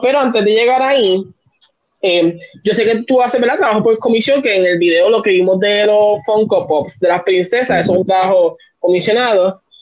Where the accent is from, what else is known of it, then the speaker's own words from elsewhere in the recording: Puerto Rico; como el puertorriqueño.